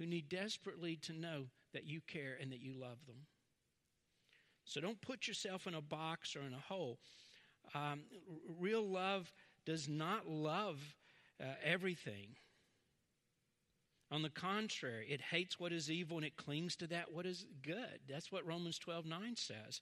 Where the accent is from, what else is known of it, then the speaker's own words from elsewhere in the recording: Southern, United States; accent: Southern; Southern, you can hear my accent.